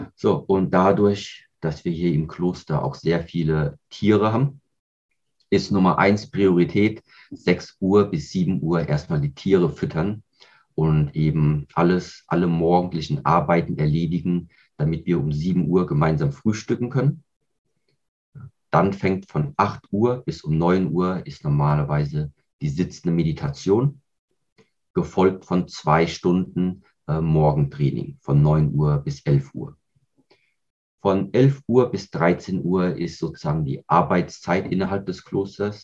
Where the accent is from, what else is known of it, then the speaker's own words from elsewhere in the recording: Kaiserslautern area, Rhineland-Palatinate, Germany; Ich bin hier in Deutschland aufgewachsen, auch hier im Raum Rheinland-Pfalz bei Kaiserslautern